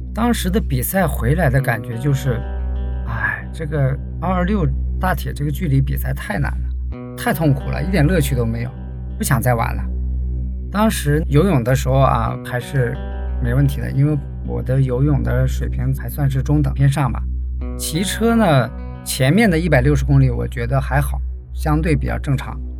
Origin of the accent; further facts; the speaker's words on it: Heilongjiang, China; moved away as an adult; now in Guangzhou, China; 我呢，是出生在黑龙江，大学毕业后就到广州工作了，主要从事内部审计的工作